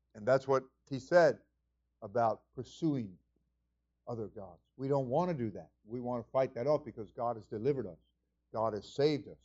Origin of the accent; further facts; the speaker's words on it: New York, United States; moved away; I was from New York